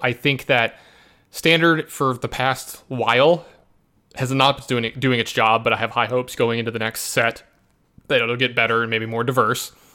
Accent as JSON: {"language": "English", "town": "Baton Rouge", "region": "Louisiana", "country": "United States", "tie": "born or raised there"}